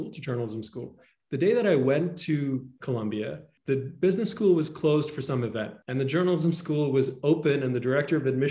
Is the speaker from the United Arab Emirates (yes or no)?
yes; Dubai, United Arab Emirates; moved away as an adult; also born or lived in Toronto, Canada; now in Los Angeles, United States; I grew up in a monarchy. I grew up in Dubai.